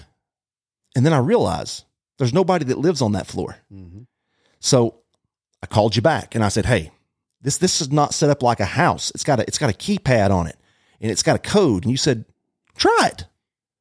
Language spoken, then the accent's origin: English; Dalton, Georgia, United States; I'm from Dalton, Georgia.